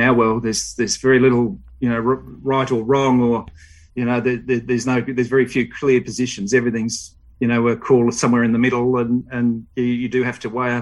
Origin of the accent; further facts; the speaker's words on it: Melbourne, Victoria, Australia; I grew up in Vermont, out in the eastern suburbs